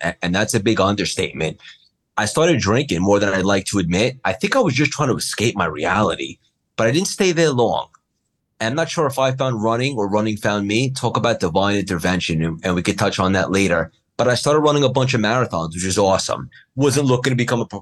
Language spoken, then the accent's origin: English; New York, United States; I'm from New York, ended up on Wall Street